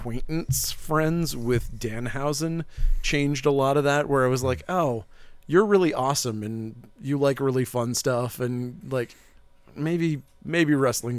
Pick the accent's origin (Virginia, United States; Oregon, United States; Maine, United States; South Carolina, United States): Maine, United States; Northern; I grew up in Northern Maine.